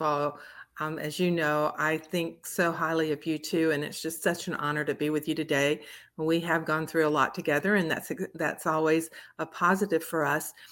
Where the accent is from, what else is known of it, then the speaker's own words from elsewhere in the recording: Columbus, Georgia, United States; moved away as an adult; also born or lived in Florida; a little hometown bank in my hometown of Columbus, Georgia